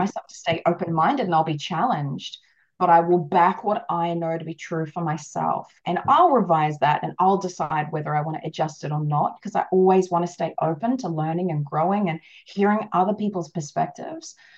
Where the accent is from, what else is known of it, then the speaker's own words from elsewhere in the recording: Australia; I am Australian